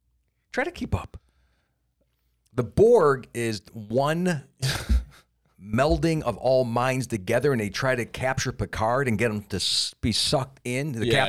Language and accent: English; Cleveland, Ohio, United States; No, I'm from Cleveland.